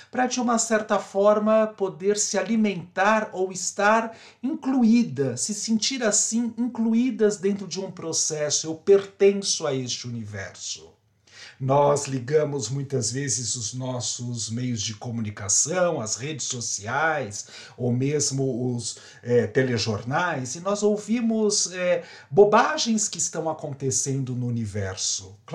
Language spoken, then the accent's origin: Portuguese; São Paulo, Brazil; now in Sorocaba, Brazil; Eu sou paulista, paulistano da Gema, mas de uma certa forma resolvi viver no interior.